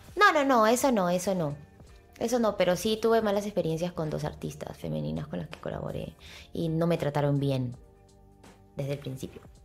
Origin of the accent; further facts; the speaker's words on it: Peru; Como peruanos que somos